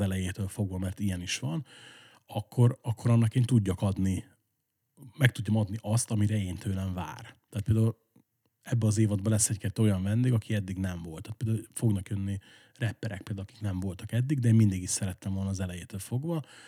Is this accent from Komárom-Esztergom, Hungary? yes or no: yes; Esztergom, Komárom-Esztergom, Hungary; born or raised there